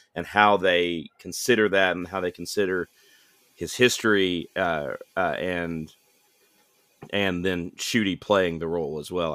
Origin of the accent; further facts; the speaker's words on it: United States; I'm an American viewer